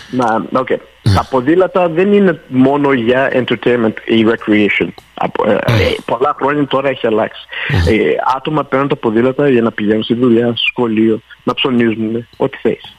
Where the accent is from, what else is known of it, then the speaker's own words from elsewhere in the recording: Montreal, Quebec, Canada; μεγάλωσα στο Park X